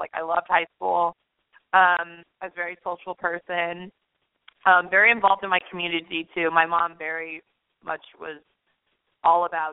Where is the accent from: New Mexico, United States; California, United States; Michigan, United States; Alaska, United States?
New Mexico, United States; Albuquerque; now in New York City, United States; I grew up in Albuquerque, New Mexico